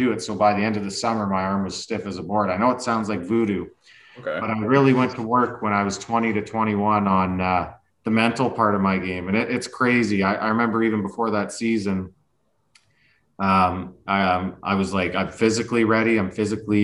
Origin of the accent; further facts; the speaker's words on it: Lethbridge, Alberta, Canada; moved away; just stayed in Lethbridge, Alberta, where I grew up playing club hockey all the way until, well, actually I even played junior too. So I was able to play in my hometown pretty long time